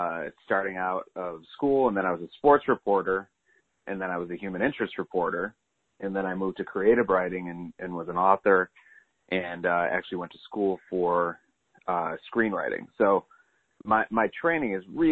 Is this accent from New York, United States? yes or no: yes; New York, United States; moved away as an adult; also born or lived in Los Angeles; I'm from New York